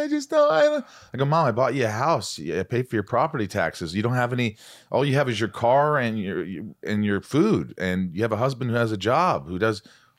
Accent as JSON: {"language": "English", "region": "Indiana", "country": "United States", "tie": "born or raised there", "said": "I grew up in Indiana, so I knew yeah."}